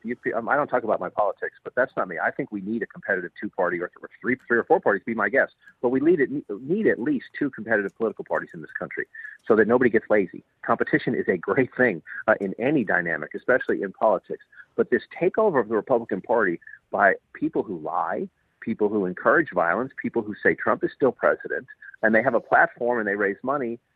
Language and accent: English; Boston, Massachusetts, United States; I grew up in Dorchester